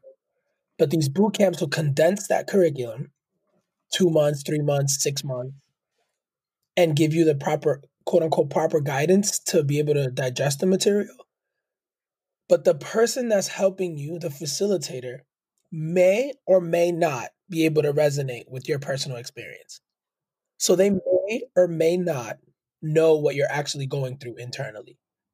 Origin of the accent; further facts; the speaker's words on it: California, United States; Furthermore, I'm from the Bay Area and aspire to work at a big tech company.